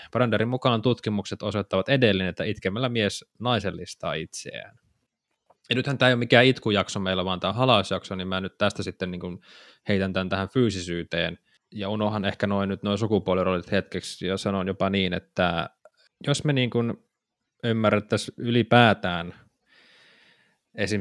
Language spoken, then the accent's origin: Finnish; Savo, Finland; Nyt mä savolaisena täältä vaan huutelen sinne Pohjanmaan suuntaan.